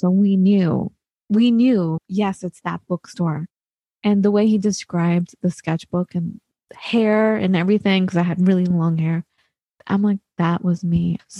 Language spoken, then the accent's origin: English; Santa Monica, California, United States; I'm from Santa Monica.